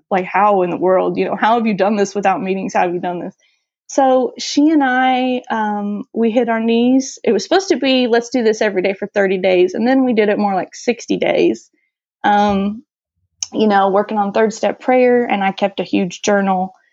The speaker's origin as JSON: {"language": "English", "town": "St. Louis", "region": "Missouri", "country": "United States", "said": "I said that I was from St. Louis"}